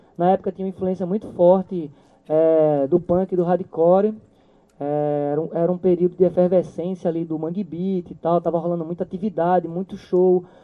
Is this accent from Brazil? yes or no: yes; Maranguape, Pernambuco, Brazil; also born or lived in Ribeirão, Pernambuco; a gente veio morar em Maranguape.